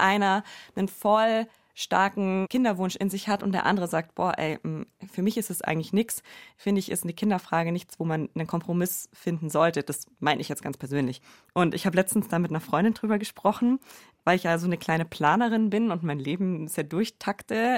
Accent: Allgäu, Bavaria, Germany; ich bin ja im Allgäu aufgewachsen

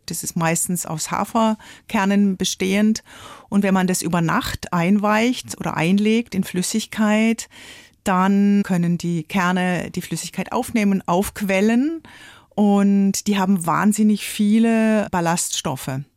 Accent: Offenburg, Baden-Württemberg, Germany; in Offenburg, in meiner Stadt, wo ich aufgewachsen bin

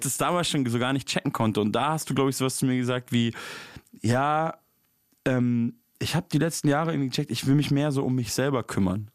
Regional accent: Munich, Bavaria, Germany; wo ich herkomme, so, also Münchner Hip-Hop-Szene ist ja auf jeden Fall eine ganz andere Welt als Berliner Hip-Hop-Szene

